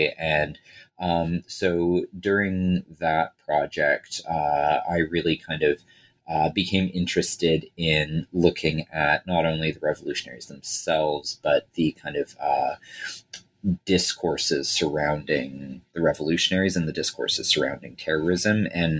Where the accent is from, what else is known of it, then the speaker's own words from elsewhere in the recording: Toronto, Ontario, Canada; as kind of a white kid growing, a white guy growing up in Toronto